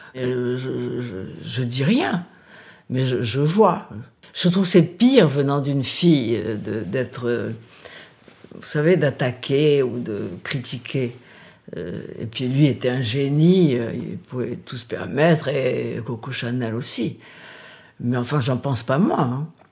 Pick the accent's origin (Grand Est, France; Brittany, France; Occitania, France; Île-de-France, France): Île-de-France, France; Paris; also born or lived in Brazil / England; Je suis née au Brésil. Elle euh, s'est mariée quand j'avais 4 ans avec un Français, donc nous sommes venus à Paris vivre.